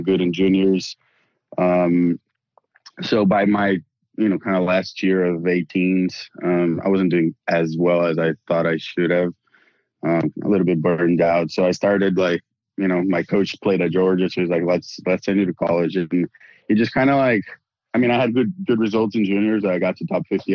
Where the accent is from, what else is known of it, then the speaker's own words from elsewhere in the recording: Brazil; moved away as an adult; also born or lived in United States; I'm from Brazil, born and raised there, played all my junior tennis in Brazil